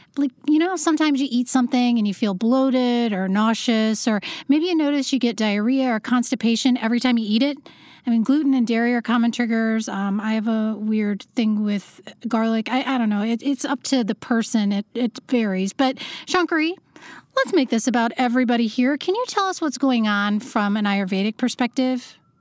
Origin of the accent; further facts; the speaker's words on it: Iowa, United States; also born or lived in Los Angeles; now in New York City, United States; I'm in New York City right now, and I used to live in L A, but I grew up in Iowa